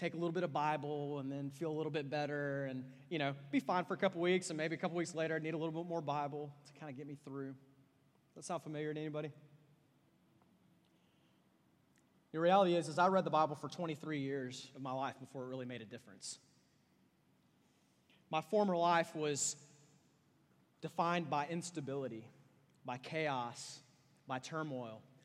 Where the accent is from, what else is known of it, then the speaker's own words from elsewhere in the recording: Austin, Texas, United States; I'm from Austin, Texas, and Austin, Texas is famous for hipsters